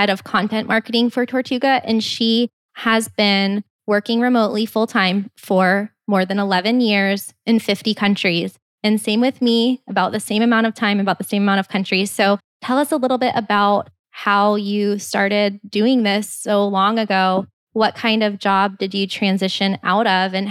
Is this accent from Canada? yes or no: yes; Canada; Well, well as a Canadian